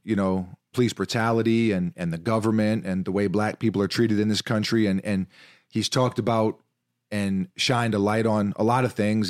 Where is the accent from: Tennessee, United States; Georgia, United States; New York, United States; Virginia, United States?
New York, United States; New York City; growing up in New York City, playing basketball from a really young age